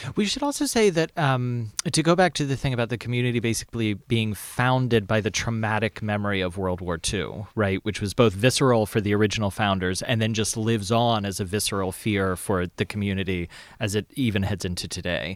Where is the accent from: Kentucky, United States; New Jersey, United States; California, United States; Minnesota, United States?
Kentucky, United States; Lexington; I grew up in Lexington, Kentucky.